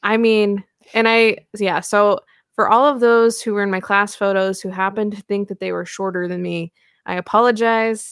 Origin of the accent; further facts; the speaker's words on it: Pacific Northwest, United States; I'm from the Pacific Northwest.